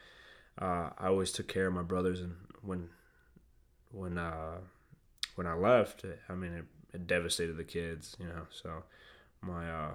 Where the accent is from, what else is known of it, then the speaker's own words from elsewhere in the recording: Fort Worth, Texas, United States; also born or lived in Venezuela; I'm first generation over here from Venezuela. And was born there. I was raised over here in Fort Worth